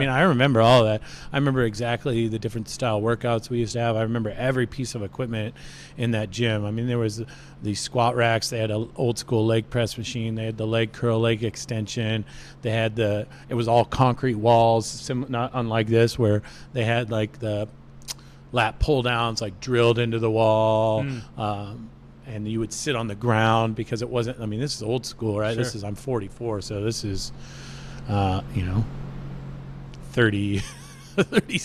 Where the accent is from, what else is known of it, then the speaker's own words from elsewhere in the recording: Snohomish, Washington, United States; moved away as an adult; also born or lived in Seattle; now in San Jose, United States; in Washington State, where I grew up in Snohomish